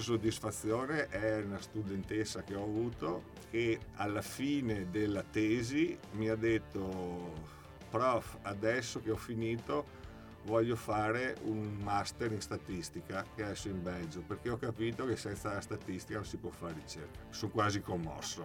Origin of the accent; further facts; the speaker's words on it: Vittorio Veneto, Veneto, Italy; io sono di Vittorio Veneto